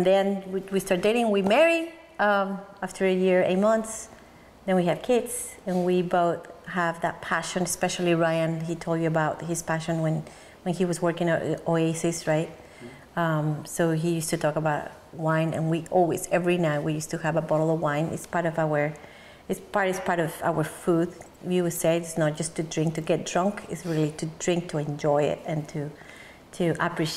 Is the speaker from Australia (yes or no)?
no; Mexico City, Mexico; moved away as an adult; now in Oregon, United States; I grew up in Mexico City. I was born there. I moved to the United States in 2002.